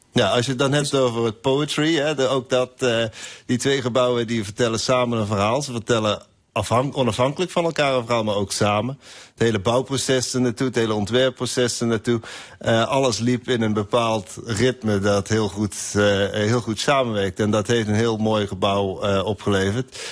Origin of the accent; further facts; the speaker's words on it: Limburg, Netherlands; moved away; Ik ben zelf ook uit Limburg, kom uit Zwijkhuizen